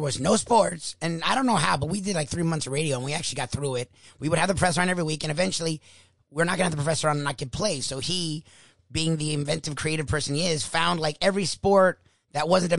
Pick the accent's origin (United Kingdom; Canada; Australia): Australia; We're Australian. Australian rules is back.